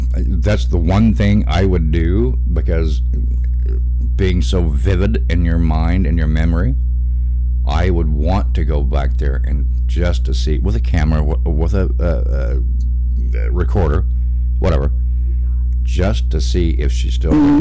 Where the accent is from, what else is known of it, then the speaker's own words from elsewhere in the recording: Arkansas, United States; now in Indiana, United States; I'm from Arkansas, deep south, and from a fire and brimstone Baptist family